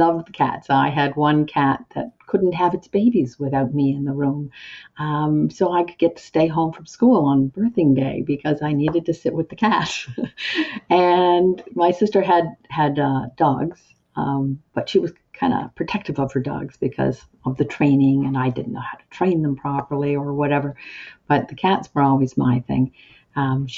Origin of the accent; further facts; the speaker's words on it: Antigonish, Nova Scotia, Canada; I grew up in Antigonish